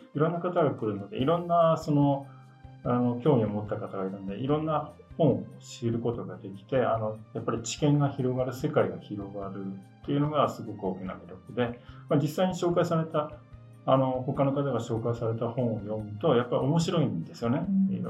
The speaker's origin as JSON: {"language": "Japanese", "town": "Yokohama", "region": "Kanagawa", "country": "Japan", "tie": "born or raised there", "moved": "yes", "lives_now": "Tokyo, Japan", "said": "出身は、えー、横浜ですが、今はあの都内に家族と住んでおります"}